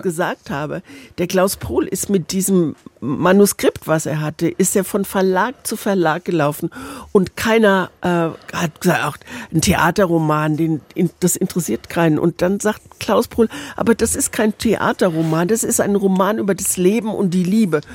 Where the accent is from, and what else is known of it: Mannheim, Baden-Württemberg, Germany; born or raised there; also born or lived in Erfurt